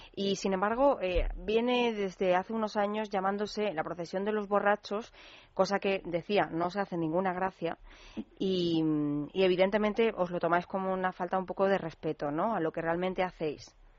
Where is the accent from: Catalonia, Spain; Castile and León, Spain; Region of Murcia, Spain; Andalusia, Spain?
Andalusia, Spain; Málaga; now in Madrid, Spain; mi tierra, ya que no puedo estar por allí en estas fechas